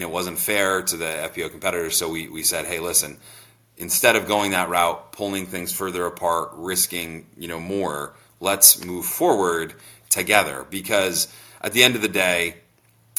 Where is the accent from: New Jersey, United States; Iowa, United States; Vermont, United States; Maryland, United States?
Vermont, United States; I'm from Vermont.